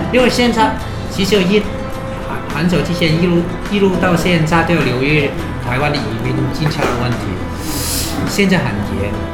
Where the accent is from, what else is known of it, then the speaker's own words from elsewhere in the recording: Hong Kong; Chinese is a second language; 我都是香港人，我也是香港人